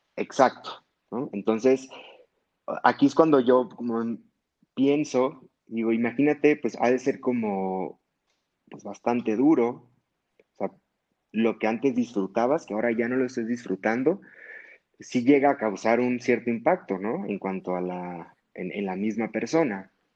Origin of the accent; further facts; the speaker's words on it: Hermosillo, Sonora, Mexico; moved away as an adult; now in Mexico City, Mexico; yo soy de Hermosillo, Sonora. Allá estudié la carrera de medicina